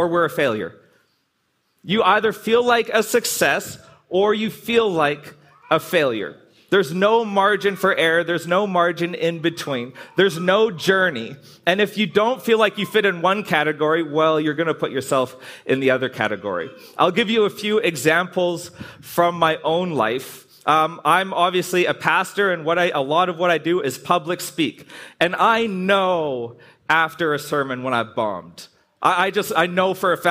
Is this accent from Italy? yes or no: no; Canada; I'm Canadian